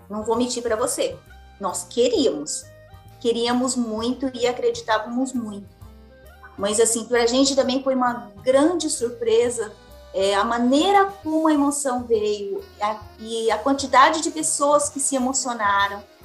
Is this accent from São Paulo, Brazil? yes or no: yes; Araçatuba, São Paulo, Brazil; Eu nasci em Araçatuba